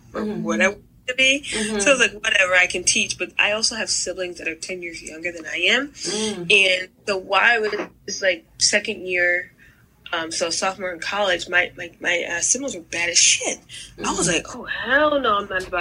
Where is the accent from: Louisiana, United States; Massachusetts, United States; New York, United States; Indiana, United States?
New York, United States; Newburgh; also born or lived in Fort Knox, Kentucky; we grew up in upstate New York